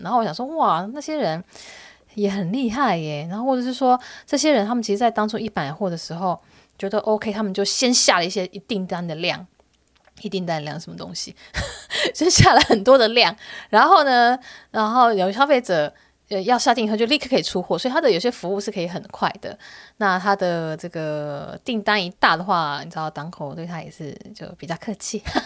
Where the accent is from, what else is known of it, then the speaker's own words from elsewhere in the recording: Taiwan; 因为我是台湾人嘛